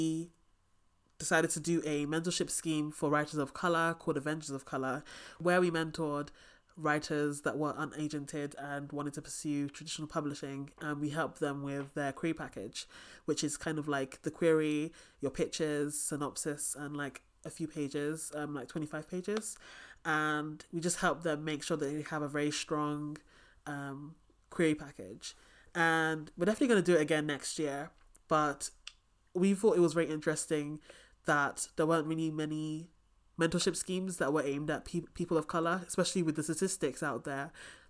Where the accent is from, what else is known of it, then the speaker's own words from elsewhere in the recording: England, United Kingdom; I'm English